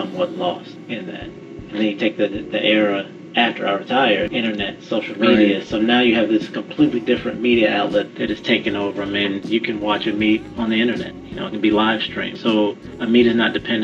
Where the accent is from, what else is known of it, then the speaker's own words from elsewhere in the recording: Washington, District of Columbia, United States; now in North Carolina, United States; growing up in the Washington, D.C. area